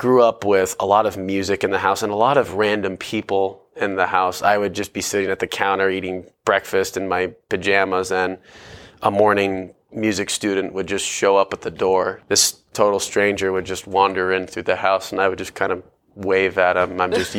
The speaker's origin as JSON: {"language": "English", "town": "Tucson", "region": "Arizona", "country": "United States", "tie": "born there", "said": "I was born in Tucson, Arizona, which is about an hour and a half south of Phoenix and is about an hour and a half north from the Mexican border."}